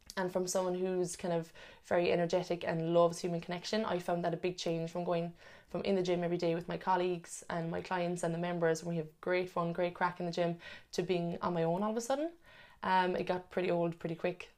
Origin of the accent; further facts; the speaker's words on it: Cork, Munster, Ireland; moved away as an adult; now in Sydney, Australia; I'm originally from Cork as well